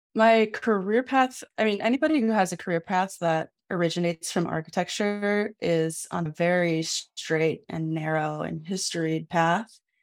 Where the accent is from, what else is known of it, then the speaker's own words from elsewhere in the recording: Midwest, United States; I was a teenager growing up in the Midwest